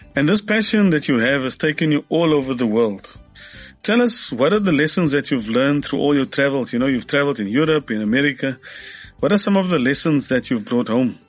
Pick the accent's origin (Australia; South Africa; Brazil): South Africa; we've been very sheltered as South Africans